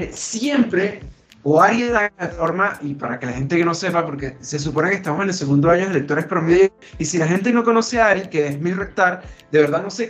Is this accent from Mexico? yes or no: no; Maracaibo, Zulia, Venezuela; Yo soy el maracucho